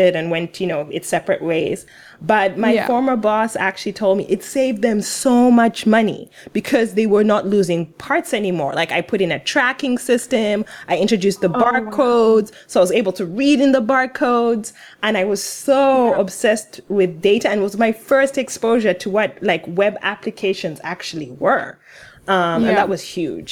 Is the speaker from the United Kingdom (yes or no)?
no; Uganda; I'm from Uganda